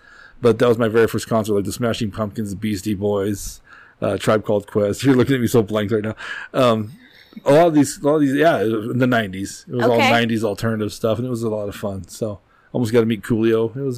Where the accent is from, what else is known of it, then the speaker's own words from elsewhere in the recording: Brush, Colorado, United States; also born or lived in Pueblo, Colorado; we're teenagers from Brush, Colorado.